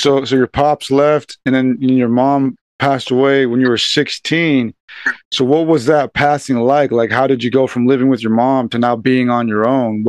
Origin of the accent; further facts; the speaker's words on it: Southern California, United States; now in San Diego, United States; I'm from Southern California. I'm out here in San Diego.